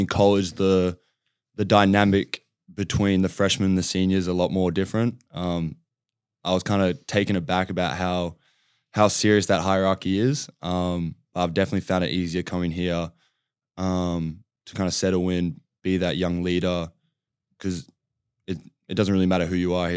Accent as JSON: {"language": "English", "country": "Australia", "tie": "born or raised there", "also_born_or_lived": "California", "moved": "as an adult", "said": "growing up in Australia and playing that style of game"}